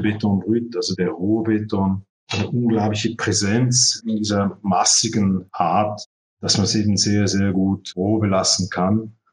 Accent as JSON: {"language": "German", "region": "Zurich", "country": "Switzerland", "tie": "born or raised there", "also_born_or_lived": "Barcelona", "said": "ich bin ja hier geboren in Zürich und studiert"}